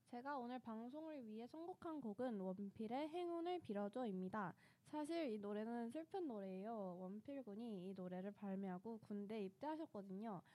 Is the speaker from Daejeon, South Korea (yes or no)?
yes; Daejeon, South Korea; moved away; 저는 본가가 대전이라